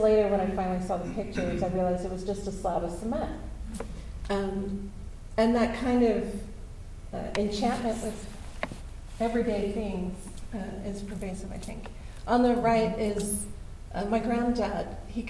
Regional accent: Baltimore, Maryland, United States; I grew up in West Baltimore, Edmonton Village, and when I was a kid, the backyard was my world.

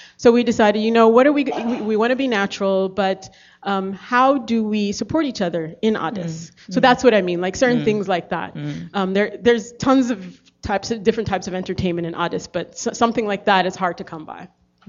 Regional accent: Baltimore, Maryland, United States; also born or lived in Ethiopia; growing up in Baltimore

